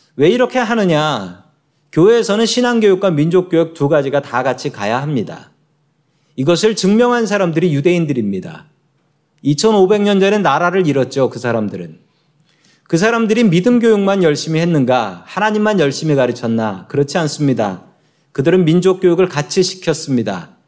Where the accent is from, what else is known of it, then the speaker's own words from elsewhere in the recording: Seoul, South Korea; moved away as an adult; now in United States; 저도 한국에서 태어났고 이래봬도 서울 사람입니다.